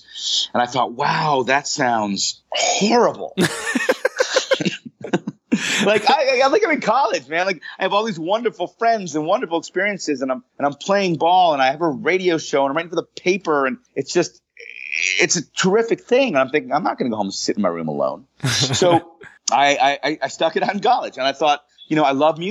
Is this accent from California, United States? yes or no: no; Pittsburgh, Pennsylvania, United States; moved away; I grew up in Pittsburgh, Pennsylvania